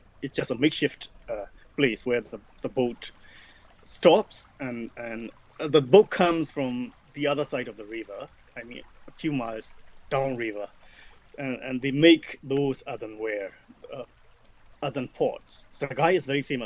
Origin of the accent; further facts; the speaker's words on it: Myanmar; now in United Kingdom; I was born in Burma, Myanmar